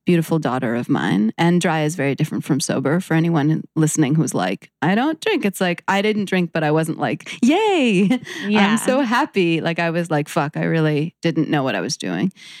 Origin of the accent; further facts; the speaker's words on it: New York City, New York, United States; I'm born and raised in New York City